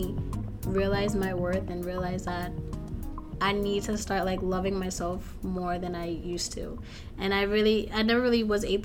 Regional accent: Lowell, Massachusetts, United States; I'm from Lowell, Massachusetts

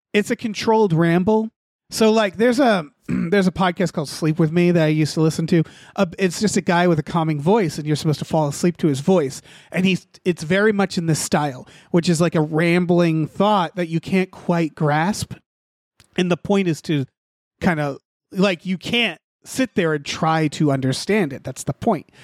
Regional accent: New England, United States; I'm from New England

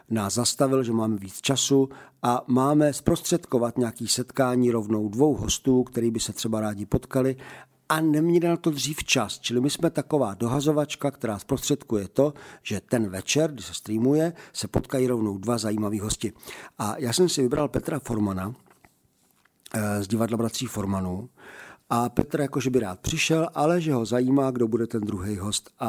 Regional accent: Zlín Region, Czechia; A vítěz chrou okolností je Valach a já jsem taky Valach.

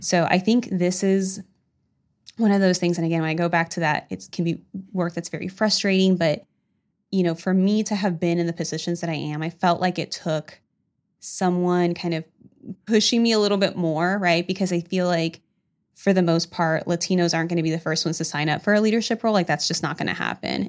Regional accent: California, United States; also born or lived in Huntingburg, Indiana / El Salvador (parents); now in Indiana, United States; I'm actually not from Du Bois County, so I was born in California

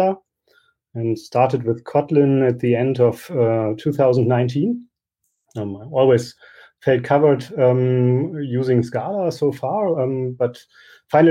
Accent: Goslar, Lower Saxony, Germany; I come from Goslar in Germany

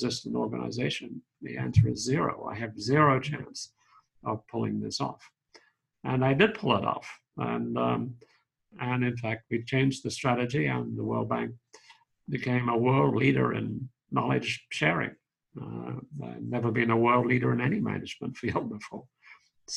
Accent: Sydney, New South Wales, Australia; moved away as an adult; also born or lived in Oxford; now in Washington, D.C., United States; Born in Sydney. I grew up there and I studied psychology and law at Sydney University

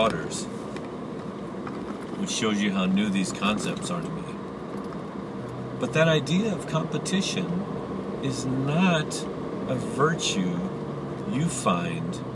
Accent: United States; being American, I've grown up in a very competitive way

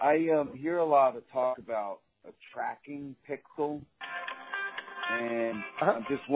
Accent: New York City, New York, United States; I'm from New York City.

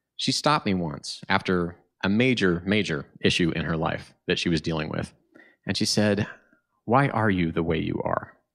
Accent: Tulsa, Oklahoma, United States; now in Chicago, United States; my hometown of Tulsa, Oklahoma.

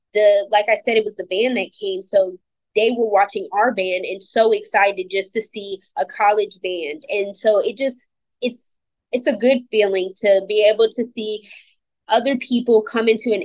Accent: Suffolk, Virginia, United States; moved away as an adult; now in Elizabeth City, United States; and I'm from Suffolk, Virginia.

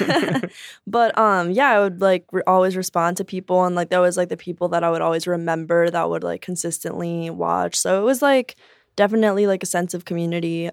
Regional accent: Chicago, Illinois, United States; also born or lived in Joliet, Illinois / Durango, Mexico; I grew up in Chicago, but I moved to Joliet for high school

